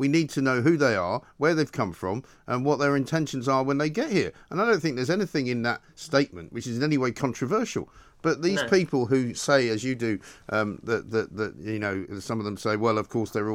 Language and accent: English; London, United Kingdom; born and raised in London for a very long time ago